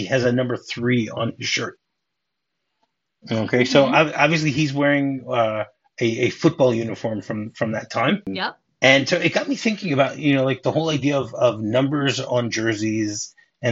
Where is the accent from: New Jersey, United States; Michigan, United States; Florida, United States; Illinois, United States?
Michigan, United States; Detroit; moved away; I grew up in Detroit